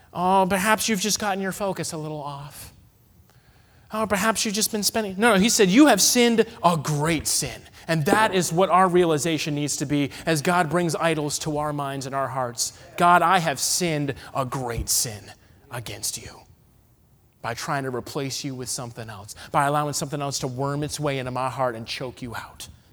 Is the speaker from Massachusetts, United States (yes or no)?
yes; Massachusetts, United States; moved away; I'm from the Northeast, okay? I was born in Massachusetts.